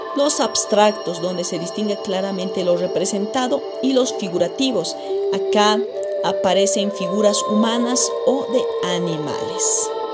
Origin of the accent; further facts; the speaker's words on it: Bolivia; Yo como boliviana